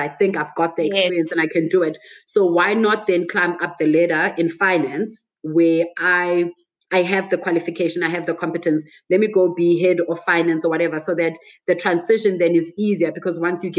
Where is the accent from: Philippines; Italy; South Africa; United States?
South Africa; Johannesburg, Gauteng; also born or lived in Botswana; I'm from Joburg